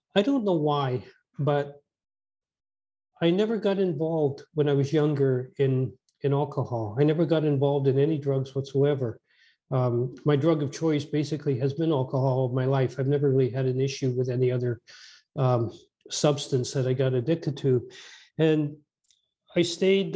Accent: Edmonton, Alberta, Canada; I was born out in Western Canada, in Edmonton, Alberta

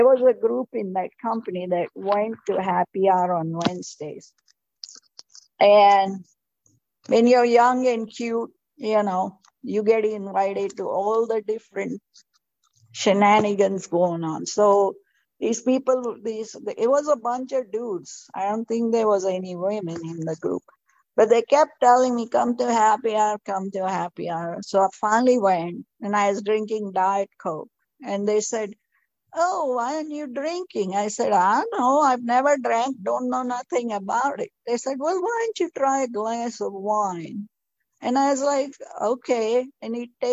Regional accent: India; moved away as an adult; also born or lived in Florida / South Texas; now in United States; when I was raised in India

